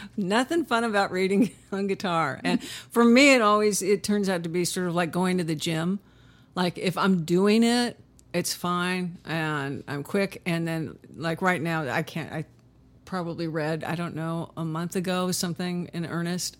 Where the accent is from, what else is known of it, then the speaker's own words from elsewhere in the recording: Huntington Beach, California, United States; also born or lived in Inglewood, California; I was born in Inglewood and most of my childhood was in Huntington Beach, California